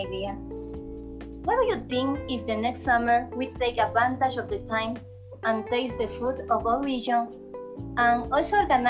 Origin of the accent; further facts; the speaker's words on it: Esmeraldas, Ecuador; I'm from Esmeraldas